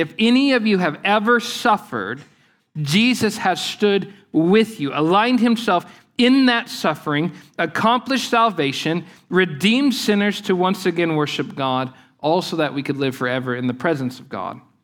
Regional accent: Lake Eufaula, southeastern Oklahoma, United States; the place where I grew up on Lake Eufaula in southeastern Oklahoma

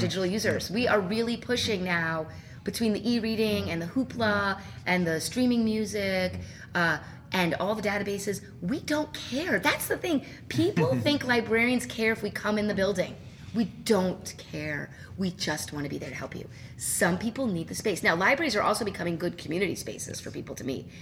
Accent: New Jersey, United States; now in Illinois, United States; I'm actually from New Jersey

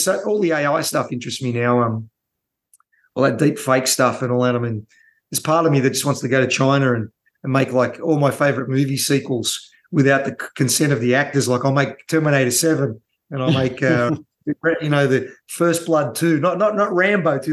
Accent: Australia; growing up in Australia

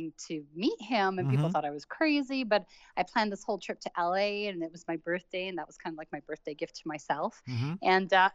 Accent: Toronto, Ontario, Canada; moved away as an adult; also born or lived in Beirut, Lebanon / Middle East; I was born in Beirut, but my parents moved to Canada when I was 8 months old. So I grew up in Canada.

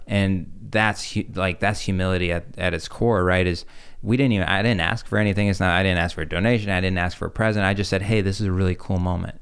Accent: Chicago, Illinois, United States; also born or lived in Russia; coming from an im-, immigrant family, we, I remember grow-, growing up in Chicago

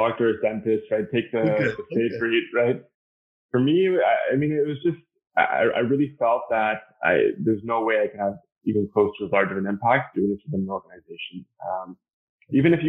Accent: Canada; I'm Canadian

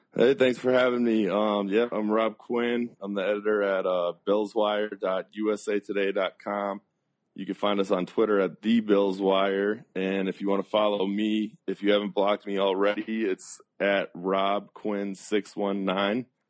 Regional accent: South Florida, United States; I grew up in South Florida

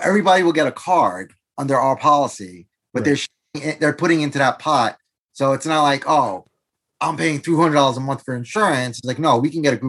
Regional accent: New York City, New York, United States; moved away as an adult; also born or lived in Brazil; now in Pennsylvania, United States; I'm originally from New York, raised in New York City, originally from Brazil

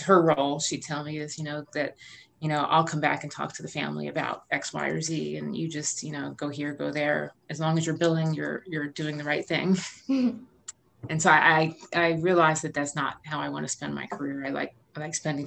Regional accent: suburbs outside Philadelphia, Pennsylvania, United States; moved away as an adult; also born or lived in Rochester, New York / New Haven, Connecticut; now in Charlottesville, United States; I grew up in Pennsylvania in the suburbs outside Philadelphia

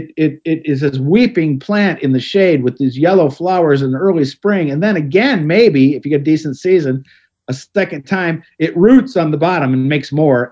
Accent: Cleveland, Ohio, United States; now in Pittsburgh, United States; I grew up in Cleveland

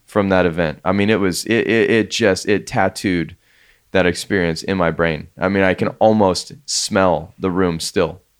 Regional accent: Colorado, United States; moved away as an adult; also born or lived in San Luis Obispo, California; Colorado was amazing to grow up

